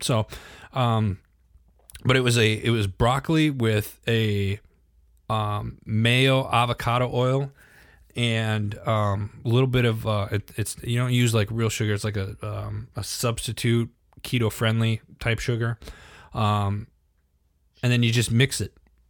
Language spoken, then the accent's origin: English; Wisconsin, United States; I mean, hello, cheese. I'm from Wisconsin.